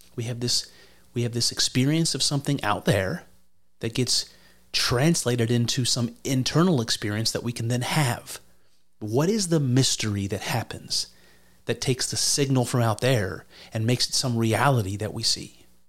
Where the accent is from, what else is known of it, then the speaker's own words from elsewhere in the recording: United States; as an American